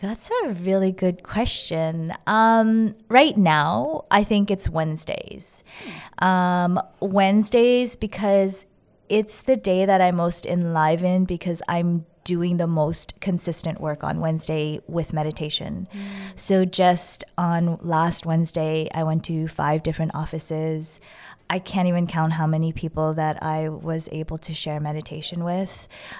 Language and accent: English; Winnipeg, Manitoba, Canada; I grew up in Winnipeg, the world capital of Slurpees.